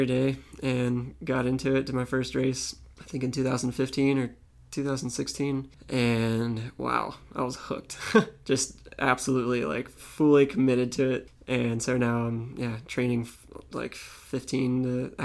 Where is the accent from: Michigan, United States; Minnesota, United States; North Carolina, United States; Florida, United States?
Florida, United States; Tampa; also born or lived in Pennsylvania / St. Petersburg, Florida; I was 8 years old and my parents were like, we're moving to Tampa.